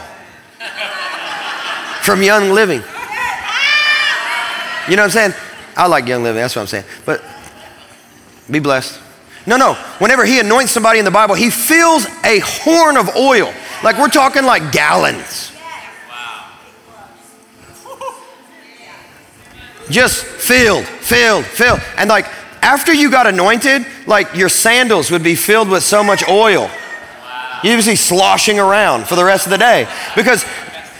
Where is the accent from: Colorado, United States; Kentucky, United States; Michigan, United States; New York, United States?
Kentucky, United States; When I was a kid, I grew up in Kentucky